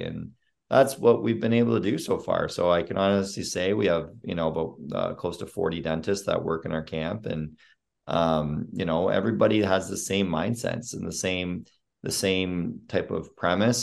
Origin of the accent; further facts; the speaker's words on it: Sarnia, Ontario, Canada; moved away as an adult; now in United States; I was born and raised in Sarnia, Ontario